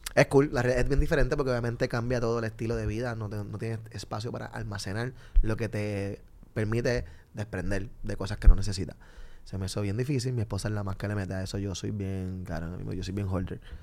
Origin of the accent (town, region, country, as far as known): Puerto Rico